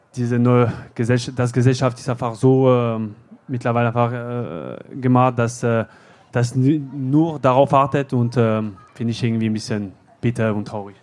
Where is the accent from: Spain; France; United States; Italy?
France; German is a second language; moved away as an adult; now in Bochum, Germany; in Frankreich, ja, äh, in meiner Heimat